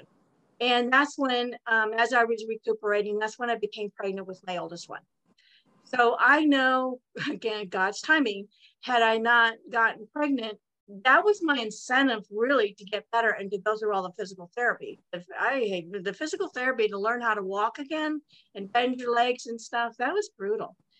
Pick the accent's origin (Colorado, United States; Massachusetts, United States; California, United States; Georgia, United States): California, United States; Santa Monica; I was born in Santa Monica, California. I'm a native Californian